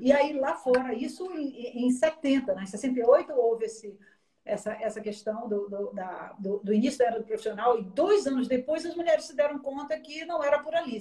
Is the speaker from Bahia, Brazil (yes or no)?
yes; Bahia, Brazil; eu morava em frente à praia, sou baiana